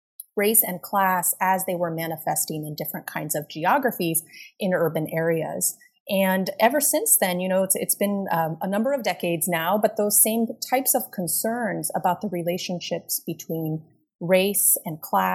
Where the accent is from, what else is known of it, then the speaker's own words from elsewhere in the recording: Los Angeles, California, United States; So I am from Los Angeles. I grew up in Los Angeles in the suburbs and grew up in a very unique place